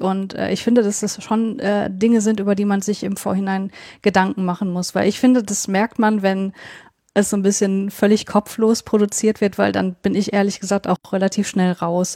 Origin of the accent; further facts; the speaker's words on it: North Rhine-Westphalia, Germany; moved away as an adult; now in Leipzig, Germany; Nordrhein-Westfalen, wo ich eigentlich herkomme. So also Niederrhein ist, ist quasi das Gebiet, wo, wo ich aufgewachsen bin.